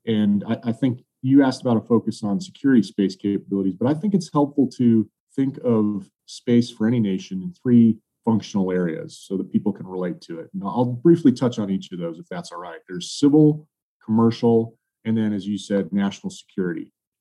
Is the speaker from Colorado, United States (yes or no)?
yes; Colorado, United States; I grew up in Colorado.